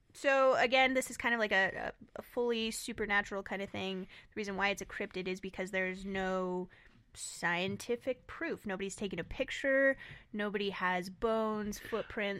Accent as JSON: {"language": "English", "region": "Southwest", "country": "United States", "tie": "born or raised there", "said": "us growing up in the Southwest"}